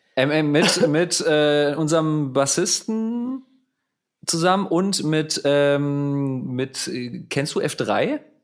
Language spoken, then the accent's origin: German; Mainz, Rhineland-Palatinate, Germany; moved away as an adult; now in Berlin, Germany; ich komme ja aus Mainz ursprünglich, aus einem Vorort von Mainz, aus Hechtsheim